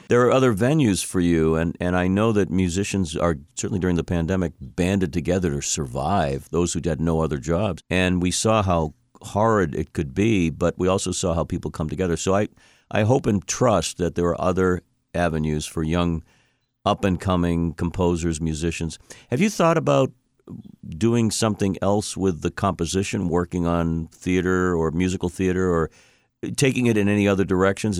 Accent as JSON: {"language": "English", "town": "Boston", "region": "Massachusetts", "country": "United States", "said": "I'm a Bostonian, and this is where the podcast emanates from."}